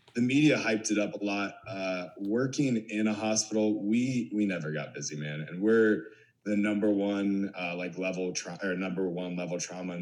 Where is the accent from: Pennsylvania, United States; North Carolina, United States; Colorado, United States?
Pennsylvania, United States; small city north of Pittsburgh; But I'm from like a small little city up north from Pittsburgh.